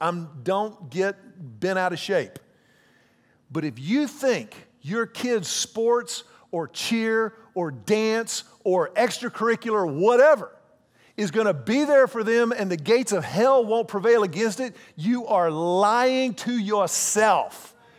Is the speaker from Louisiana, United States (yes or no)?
no; Houston, Texas, United States; also born or lived in Austin / Dallas; When I was at the University of Texas, I came to Austin from Houston. After the University of Texas, I lived in Dallas.